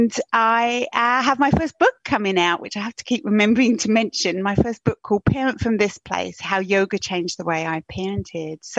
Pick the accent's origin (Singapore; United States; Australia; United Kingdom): United Kingdom; moved away as an adult; now in Canada; I am a Brit living in Canada, and I actually came to Canada backpacking and never went home